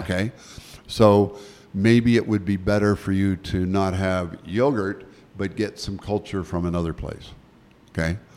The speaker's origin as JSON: {"language": "English", "region": "Nova Scotia", "country": "Canada", "tie": "born or raised there", "moved": "yes", "said": "I was born in Nova Scotia"}